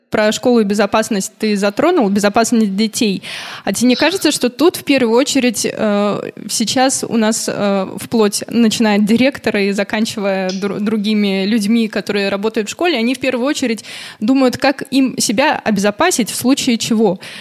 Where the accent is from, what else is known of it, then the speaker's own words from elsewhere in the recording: Buryatia, Russia; Это все было в Бурятии, откуда я родом